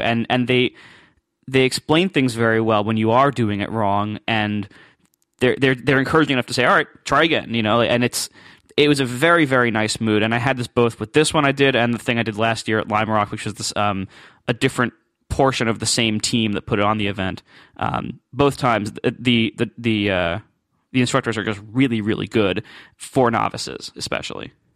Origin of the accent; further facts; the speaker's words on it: Ohio, United States; moved away; I'm from Ohio